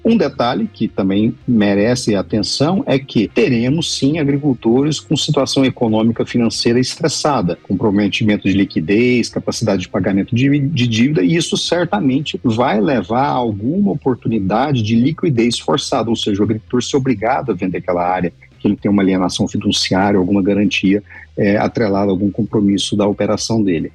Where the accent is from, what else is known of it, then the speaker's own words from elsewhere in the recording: Bom Jesus de Goiás, Goiás, Brazil; Bom Jesus de Goiás, minha terra